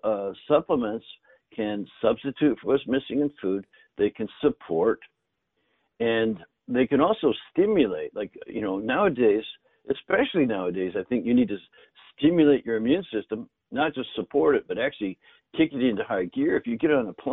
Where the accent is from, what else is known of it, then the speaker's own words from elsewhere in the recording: Northern Canada, Canada; grew up in Canada in the north, and both my grandfathers grew their own food